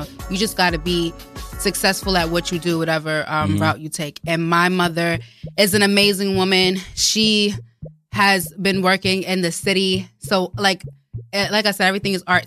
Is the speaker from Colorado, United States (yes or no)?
no; New York City, New York, United States; when I was growing up in Queens